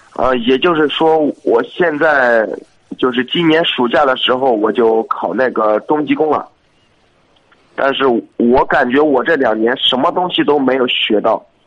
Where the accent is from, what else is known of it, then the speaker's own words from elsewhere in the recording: Xuzhou, Jiangsu, China; 我是徐州的